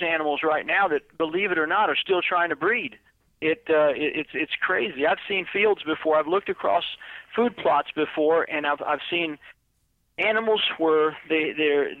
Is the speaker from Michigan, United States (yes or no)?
no; Florida, United States; moved away; I'm originally from Florida